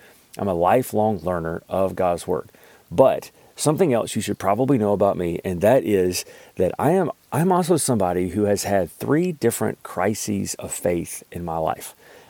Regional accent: Alabama, United States; now in Kentucky, United States; I live in Kentucky. Hopefully you can't really tell with my accent. I do work on it because I don't want you to deduct like 10 IQ points. It is so crazy when people find out, like I'm actually from Alabama

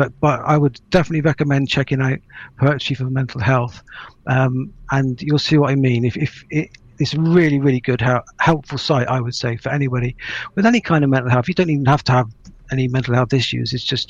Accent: Ireland; Apologies there, I am Irish.

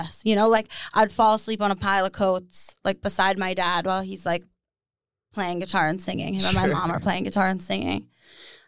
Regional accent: Sudbury, Ontario, Canada; Sudbury is where I grew up

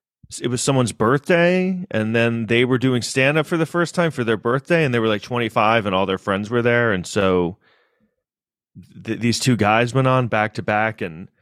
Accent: Manhattan, New York, United States; I live in an apartment in Manhattan. I grew up in Manhattan.

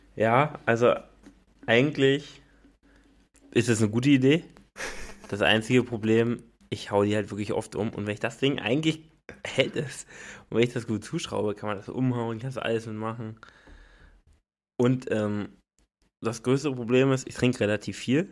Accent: the East, eastern Germany, Germany; wir kommen ja aus dem Osten

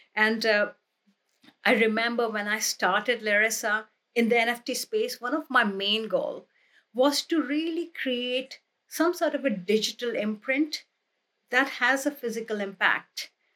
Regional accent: India; moved away; when I was growing up in India

